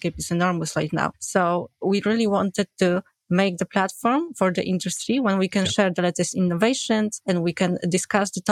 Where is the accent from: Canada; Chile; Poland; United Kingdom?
Poland; I'm from Poland